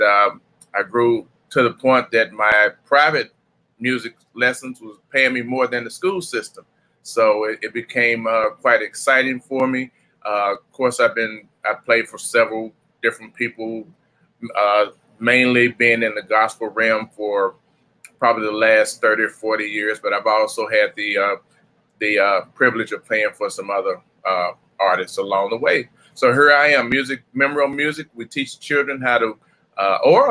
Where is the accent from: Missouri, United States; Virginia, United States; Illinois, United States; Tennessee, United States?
Tennessee, United States; Memphis; accent: Southern; moved away as an adult; also born or lived in Arkansas / Fort Hood, Texas; now in Dallas, United States; I'm from Memphis, Tennessee. I grew up in a music family